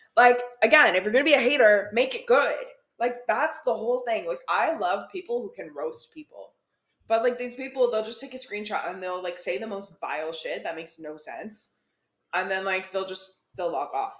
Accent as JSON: {"language": "English", "country": "Canada", "said": "we're Canadian"}